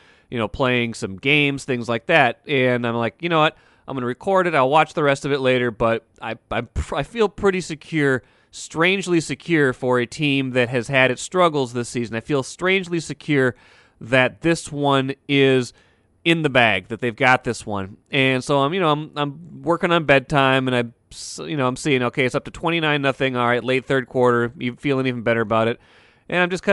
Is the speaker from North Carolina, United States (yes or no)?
no; North Dakota, United States; I didn't really have a team growing up in North Dakota